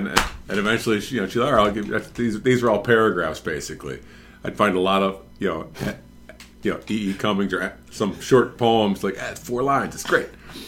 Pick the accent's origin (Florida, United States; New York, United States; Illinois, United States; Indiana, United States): Illinois, United States; Oak Park; I went to Oak Park River Forest High School in Oak Park.